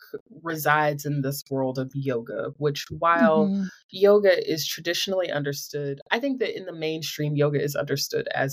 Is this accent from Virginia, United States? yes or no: no; Greensboro, North Carolina, United States; I'm from Greensboro.